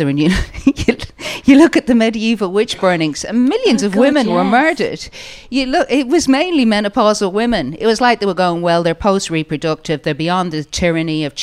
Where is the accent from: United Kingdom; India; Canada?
United Kingdom; Manchester, North West England; moved away; also born or lived in Dublin; I was born in Manchester. That's why I have a bit of an accent.